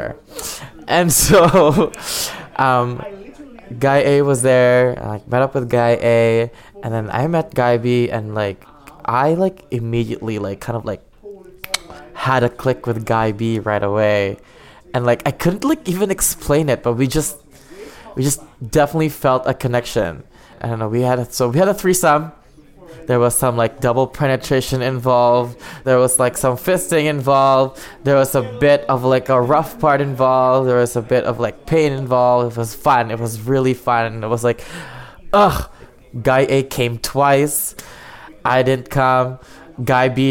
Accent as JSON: {"language": "English", "town": "Ottawa", "region": "Ontario", "country": "Canada", "said": "I'm 23 years old. I'm from Ottawa."}